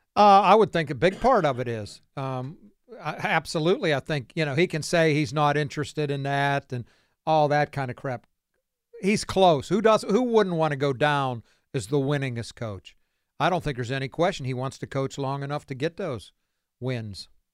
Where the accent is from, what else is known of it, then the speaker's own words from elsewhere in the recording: Beaver Falls, Pennsylvania, United States; growing up on Clearview Street in Chippewa Township, Beaver Falls